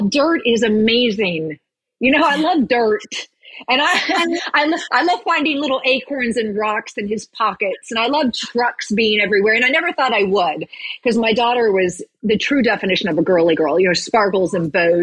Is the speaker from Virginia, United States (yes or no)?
yes; Virginia, United States; also born or lived in Roanoke, Virginia / Williamsburg, Virginia / Tennessee; I grew up in a very small town in Virginia. I was born in Roanoke.